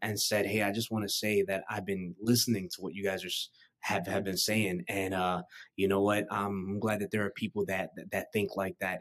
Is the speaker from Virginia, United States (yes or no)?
no; New York City, New York, United States; moved away; I was born and raised in Queens, New York